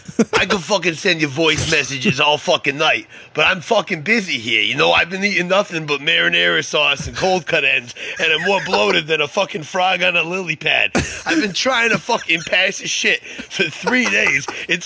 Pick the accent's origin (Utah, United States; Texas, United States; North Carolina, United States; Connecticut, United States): Connecticut, United States; Waterbury; I don't know if you realized, but I'm fucking Italian. Although I grew up in Waterbury, I'm off the boat, as they say.